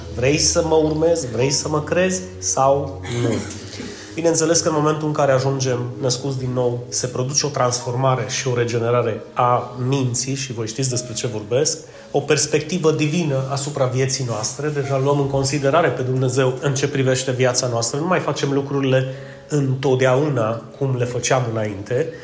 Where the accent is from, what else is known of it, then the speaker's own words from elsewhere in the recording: Romania; noi, ca români